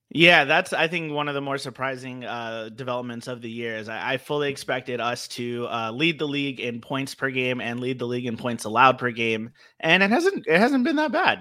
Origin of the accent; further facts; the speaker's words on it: Los Angeles, California, United States; growing up in L A with no team